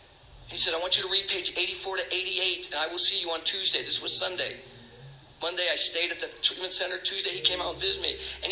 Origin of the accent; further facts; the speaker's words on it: Tucson, Arizona, United States; now in Maine, United States; I'm from Tucson, Arizona, California. My wife was from Maine.